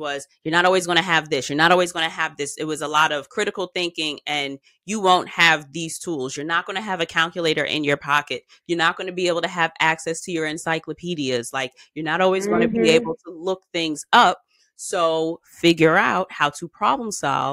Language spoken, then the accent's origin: English; New York, United States; as a New Yorker